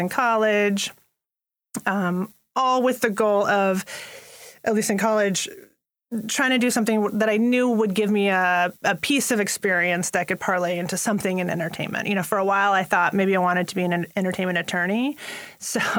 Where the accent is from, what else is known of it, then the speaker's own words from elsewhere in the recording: Colorado, United States; also born or lived in Turkey; we moved to Colorado when I was like 4 and a half